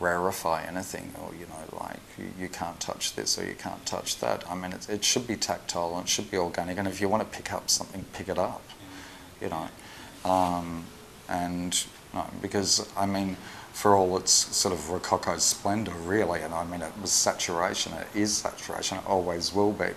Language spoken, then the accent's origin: English; Australia; now in Liverpool, United Kingdom; I'm Australian